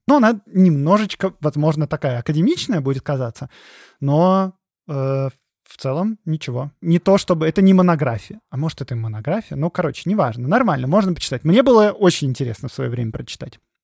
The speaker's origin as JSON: {"language": "Russian", "region": "Moscow", "country": "Russia", "said": "Я же как бы сам москвич"}